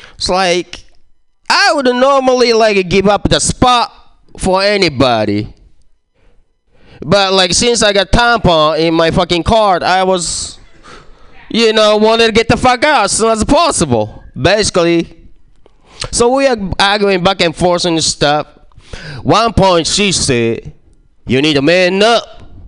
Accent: Japan; English is a second language; moved away; I was born and raised in Japan, and uh, I got an accent

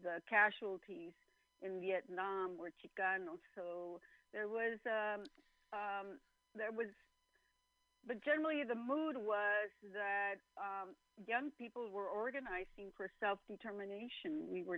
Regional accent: El Centro, California, United States; also born or lived in San Diego; I'm from El Centro, California

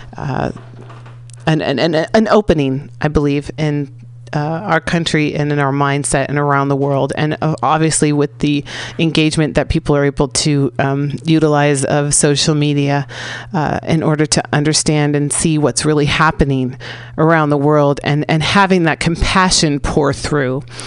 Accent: San Francisco, California, United States; I'm from San Francisco.

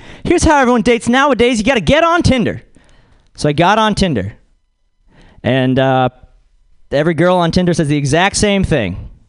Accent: Boston, Massachusetts, United States; So I am from Boston, and this accent is completely fake.

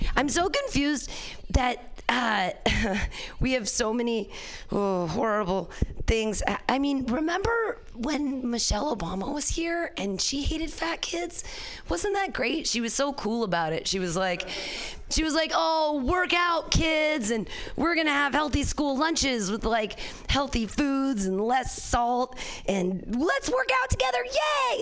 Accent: Danville, California, United States; I grew up in Danville here with the San Ramon Valley

